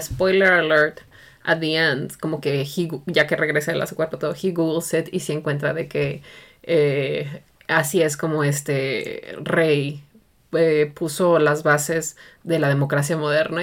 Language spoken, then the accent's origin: Spanish; Mexico; para mí como mexicana